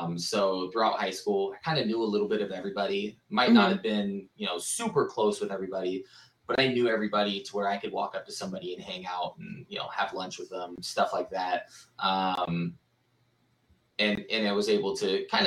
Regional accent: Santa Rosa, California, United States; now in Phoenix, United States; I am from Santa Rosa, California, originally

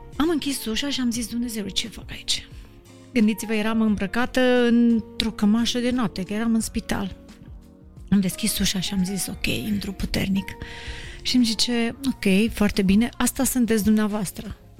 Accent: Moldavia, Romania; moved away; eu m-am mândrit că sunt moldovean, că pentru că am plecat din, uh, din orașul meu, din localitatea mea

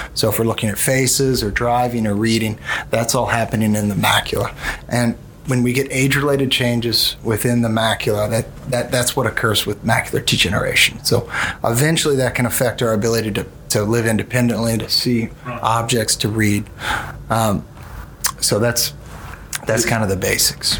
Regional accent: Mobile, Alabama, United States; also born or lived in New Orleans / Washington D.C. / Birmingham; I'm originally from New Orleans, but moved to Mobile at a very young age. And all my formative years were in Mobile.

